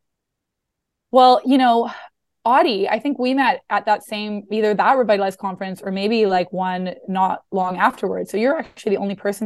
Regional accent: Canada; moved away as an adult; also born or lived in Vancouver, Canada; now in New York, United States; was living in Vancouver, Canada, working as a therapist at a college there, and had always wanted to move to New York, but didn't think that that was possible being Canadian

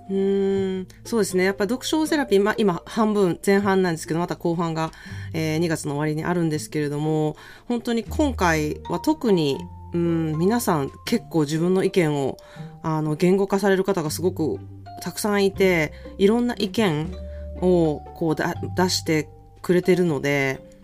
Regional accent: Japan; now in California, United States; 私の実家がなんか結構海の近くなん

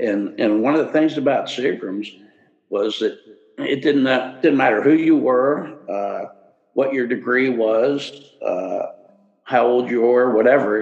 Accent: Cincinnati, Ohio, United States; I grew up in Cincinnati

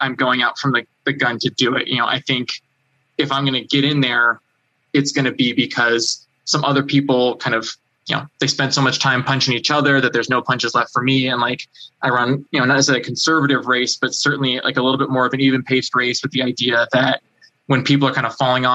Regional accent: United States; my home country

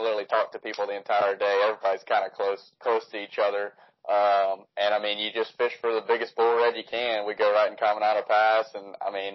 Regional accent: Baton Rouge, Louisiana, United States; I'm from Baton Rouge, Louisiana

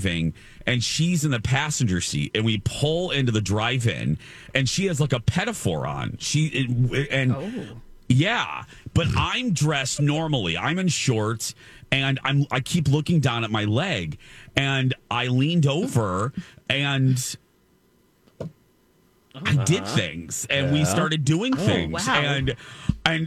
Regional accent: Michigan City, Indiana, United States; my hometown in Michigan City

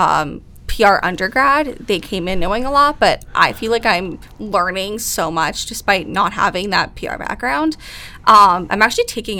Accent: Long Island, New York, United States; moved away as an adult; I'm from Long Island originally

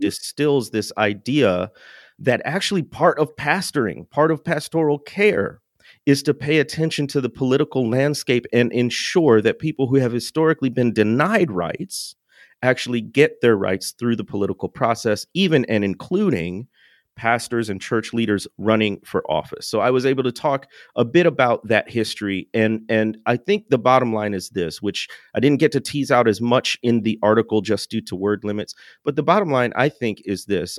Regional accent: Chicagoland area, Illinois, United States; I don't claim I grew up in the city, but I am from

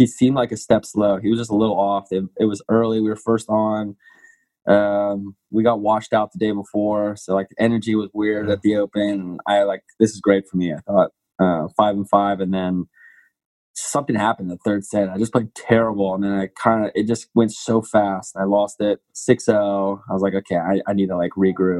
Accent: Washington, District of Columbia, United States; my hometown tournament in D.C.

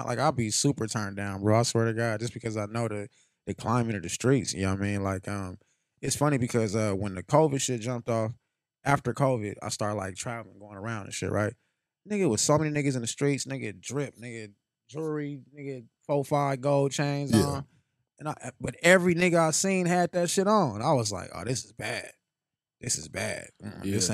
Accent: Las Vegas, Nevada, United States; also born or lived in California; I was born in Cali, and I grew up out here in Vegas

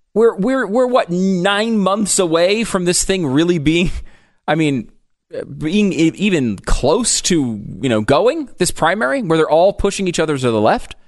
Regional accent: Connecticut, United States; I grew up in the Northeast in Connecticut

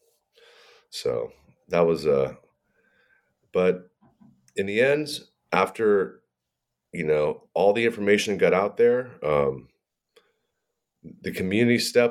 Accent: San Francisco Bay Area, California, United States; now in Monterey, United States; I grew up in the San Francisco Bay Area

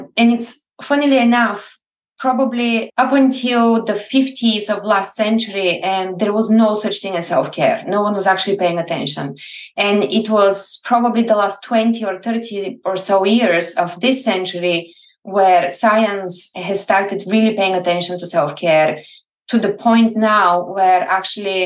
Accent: Plovdiv, Plovdiv Province, Bulgaria; English is a second language; moved away as an adult; now in Scotland, United Kingdom; I grew up in Bulgaria and I was born and bred in the oldest city still functioning in Europe, Plovdiv

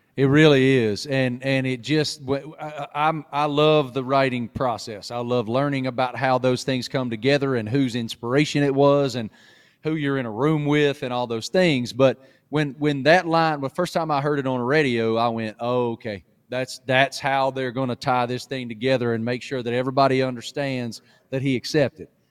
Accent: Appalachia, United States; moved away; i grew up in appalachia i grew up in the middle of nowhere

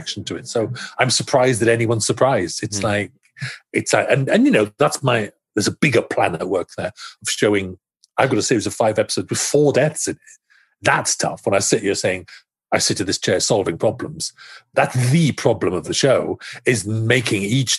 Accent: Wales, United Kingdom

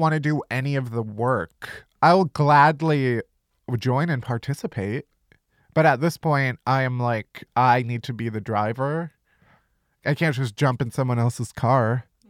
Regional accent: Midwest, United States; I'm also from the Midwest

